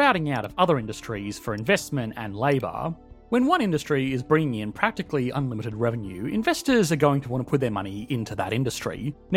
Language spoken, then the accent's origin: English; Australia; as an Australian